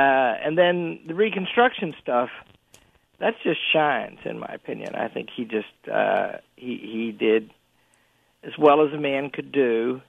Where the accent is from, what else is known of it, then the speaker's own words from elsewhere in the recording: Arkansas, United States; I grew up in Arkansas